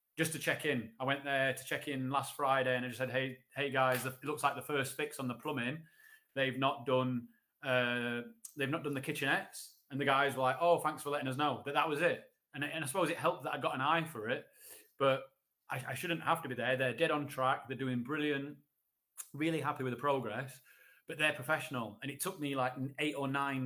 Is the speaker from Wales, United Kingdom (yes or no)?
no; Sheffield, Yorkshire and the Humber, United Kingdom; I'm from Sheffield